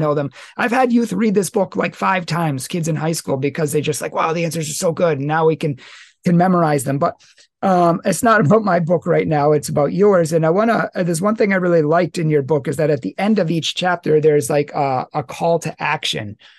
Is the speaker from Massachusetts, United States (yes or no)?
yes; Massachusetts, United States; moved away; from my original state, from where I was born in Massachusetts